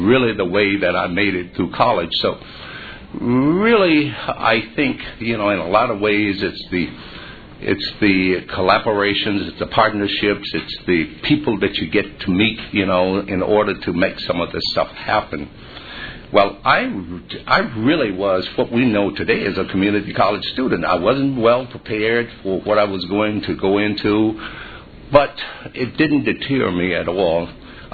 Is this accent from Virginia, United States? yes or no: yes; Virginia, United States; Growing up in Virginia during that particular time was very difficult